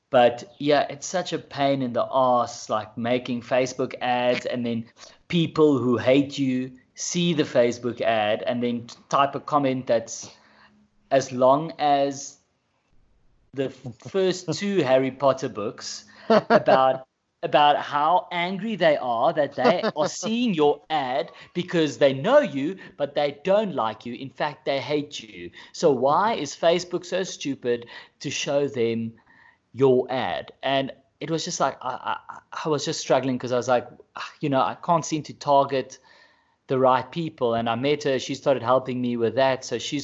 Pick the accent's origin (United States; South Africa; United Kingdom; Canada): South Africa; first language Afrikaans; English is a second language; My first one was in Afrikaans, which is my mother tongue.